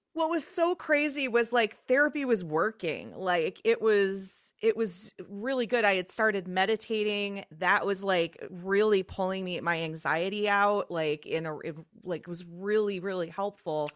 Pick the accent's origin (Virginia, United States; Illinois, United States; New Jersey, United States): Illinois, United States; Chicago; moved away as an adult; also born or lived in Twin Cities, Minnesota; I was from the Chicagoland area originally.